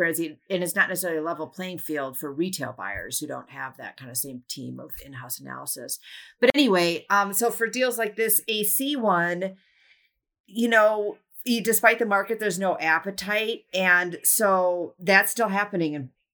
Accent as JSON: {"language": "English", "region": "Wisconsin", "country": "United States", "tie": "born or raised there", "said": "my home state of Wisconsin"}